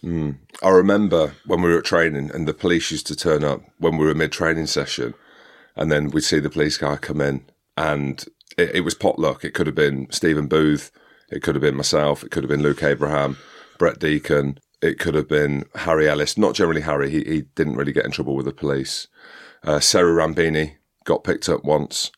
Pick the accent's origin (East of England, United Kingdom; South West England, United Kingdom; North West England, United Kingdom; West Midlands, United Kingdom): West Midlands, United Kingdom; Coventry; I'm from Coventry